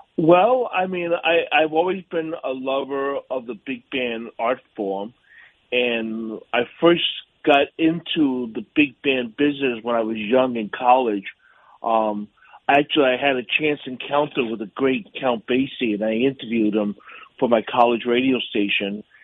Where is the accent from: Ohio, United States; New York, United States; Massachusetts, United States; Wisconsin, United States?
New York, United States; New York City; also born or lived in Pittsburgh, Pennsylvania; I'm a native New Yorker. I, I grew up in Yorkville on the Upper East Side